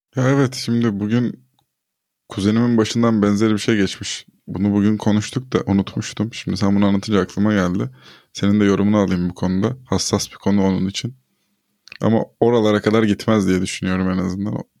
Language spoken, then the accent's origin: Turkish; Turkey